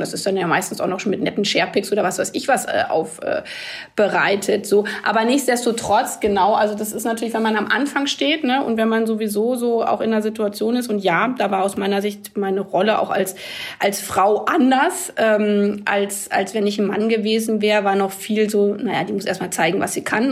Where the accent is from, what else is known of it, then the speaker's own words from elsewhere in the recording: village near Hanover, Lower Saxony, Germany; In dem Dorf, wo ich aufgewachsen bin